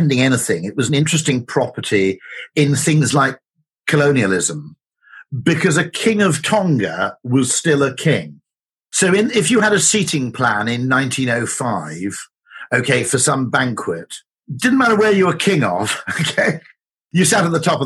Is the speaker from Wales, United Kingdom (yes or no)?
yes; Wales, United Kingdom; I grew up in Wales, which is a bit weird like